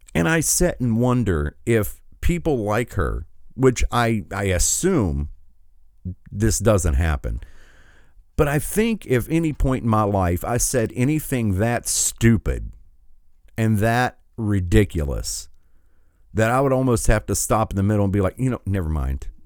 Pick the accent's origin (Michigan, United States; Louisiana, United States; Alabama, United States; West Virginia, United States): Michigan, United States; my home state